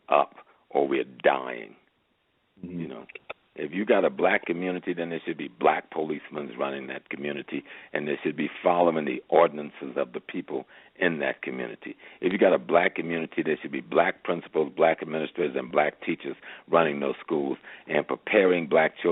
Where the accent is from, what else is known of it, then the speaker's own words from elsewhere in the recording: Georgetown, South Carolina, United States; accent: Geechee Gullah; I'm from South Carolina, so that's close to home. I'm a Geechee boy